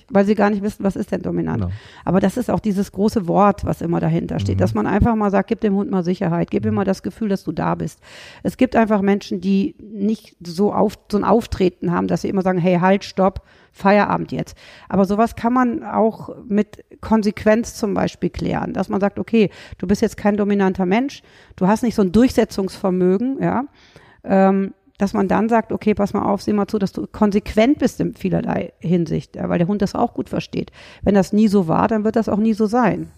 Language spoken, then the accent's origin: German; Rhineland, Germany; Ich komme aus dem Rheinland, wie man jetzt auch wieder hört